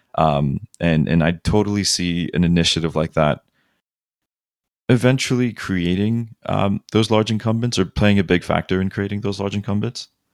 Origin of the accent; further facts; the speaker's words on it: Kuwait; now in Los Angeles, United States; growing up in Kuwait